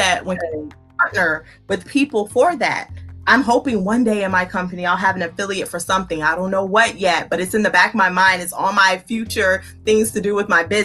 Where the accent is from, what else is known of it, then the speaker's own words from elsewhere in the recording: Louisiana, United States; moved away; I was born in Louisiana. So most of my family lives in Louisiana